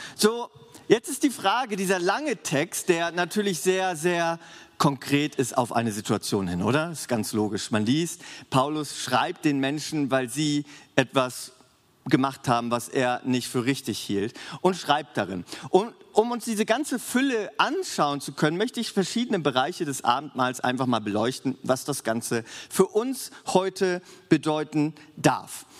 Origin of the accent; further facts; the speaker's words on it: Germany; für uns als Deutsche